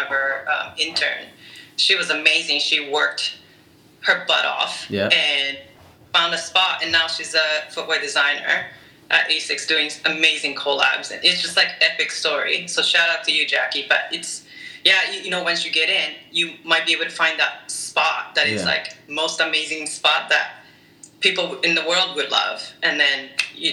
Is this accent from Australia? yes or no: no; Japan; also born or lived in Orange County, United States; now in Boston, United States; I'm originally from Japan.